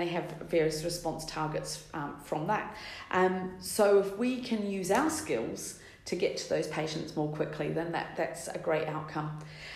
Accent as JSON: {"language": "English", "country": "New Zealand", "also_born_or_lived": "London, United Kingdom", "moved": "as an adult", "lives_now": "United Kingdom", "said": "I'm from New Zealand originally. I've been in the UK over 20 years"}